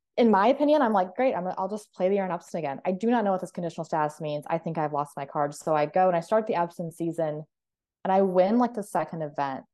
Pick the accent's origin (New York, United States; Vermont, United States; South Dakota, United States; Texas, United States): South Dakota, United States; Clark; moved away; I grew up in Clark, South Dakota, which is a population of twelve hundred people